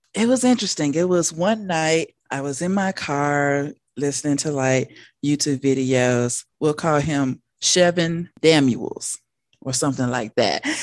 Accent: Denver, Colorado, United States; I am from Denver, Colorado.

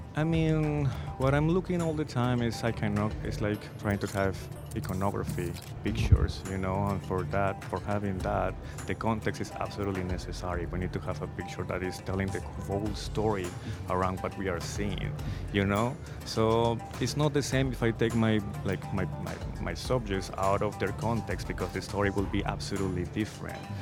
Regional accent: Cali, Valle del Cauca, Colombia; moved away; my city, Cali, was really well known for being the resistance uh, point

